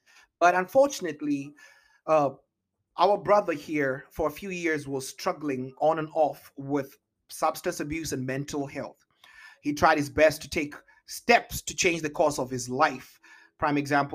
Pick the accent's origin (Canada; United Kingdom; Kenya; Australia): Kenya; also born or lived in Italy; now in Seattle, United States; I was Kenyan